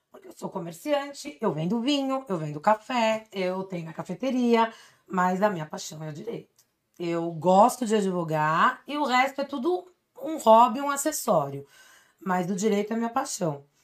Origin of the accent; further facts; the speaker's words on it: Santo André, São Paulo, Brazil; also born or lived in São Bernardo do Campo; Não nasci em Santo André, mas sou andreense. Mas nasci aqui do lado. Sou batateira.